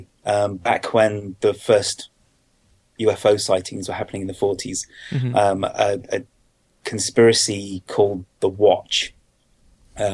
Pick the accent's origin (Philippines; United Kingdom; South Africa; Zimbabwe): United Kingdom; Being a Brit